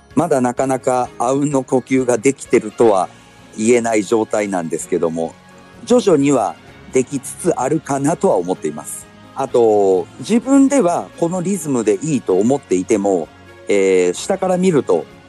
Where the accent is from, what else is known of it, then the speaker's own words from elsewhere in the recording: Kumamoto, Japan; moved away as an adult; also born or lived in Fukuoka Prefecture / Kanto; 地元の熊本